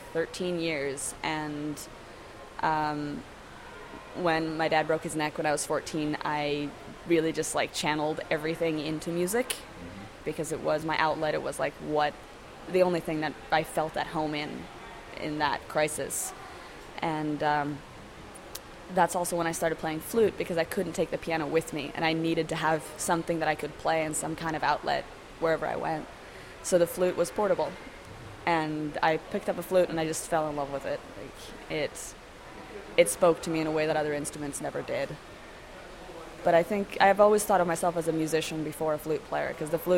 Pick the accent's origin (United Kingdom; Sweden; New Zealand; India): Sweden; Gothenburg, Västra Götaland; moved away as an adult; also born or lived in Seattle, United States; now in New York, United States; I'm from Sweden, Gothenburg, Sweden.